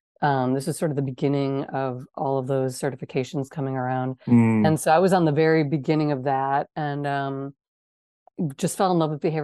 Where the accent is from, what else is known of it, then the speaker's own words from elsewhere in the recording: Wisconsin, United States; moved away; I'm from Wisconsin.